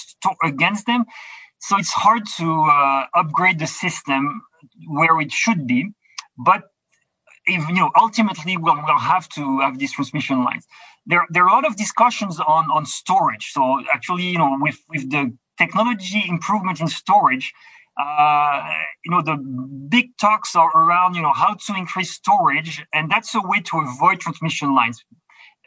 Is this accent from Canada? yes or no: yes; Quebec, Canada; I'm from Quebec